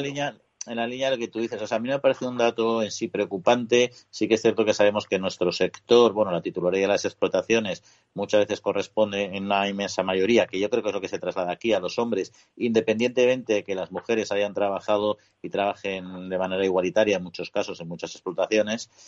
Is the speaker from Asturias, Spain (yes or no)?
no; Colmenar Viejo, Community of Madrid, Spain; mi pueblo en concreto, en Colmenar Viejo